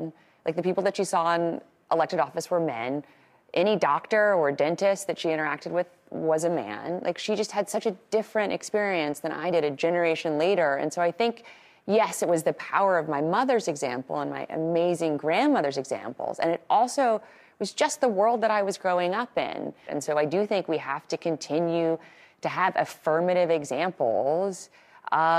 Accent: Little Rock, Arkansas, United States; when I was growing up in Little Rock in Arkansas in the 80s and 90s

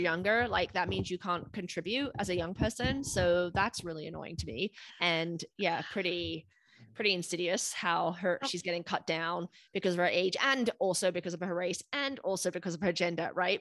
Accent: United Kingdom; moved away as an adult; now in United States; growing up in the United mm. Kingdom

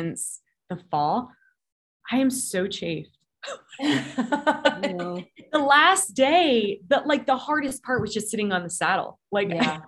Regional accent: California, United States; now in Colorado Springs, United States; I grew up in California. So it's kind of where my heart and soul and my roots are.

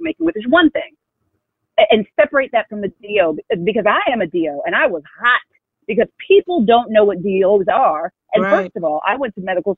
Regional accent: Iowa, United States; I'm born and raised in Iowa, African American

